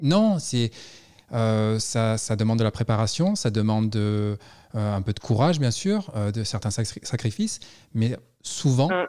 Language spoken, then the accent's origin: French; Toulon, Provence-Alpes-Côte d'Azur, France; moved away; also born or lived in Paris / New York / Montreal / California; au départ, je suis Toulon